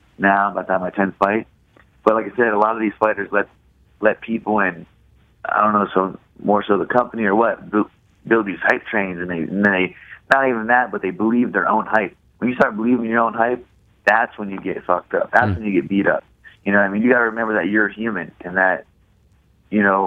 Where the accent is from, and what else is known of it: Ohio, United States